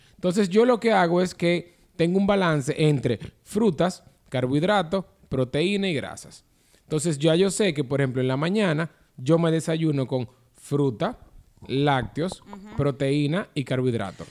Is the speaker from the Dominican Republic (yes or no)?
yes; Dominican Republic